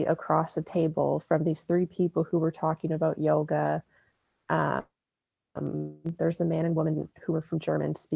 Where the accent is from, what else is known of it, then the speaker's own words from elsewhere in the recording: Sudbury, Ontario, Canada; I'm from Sudbury, Ontario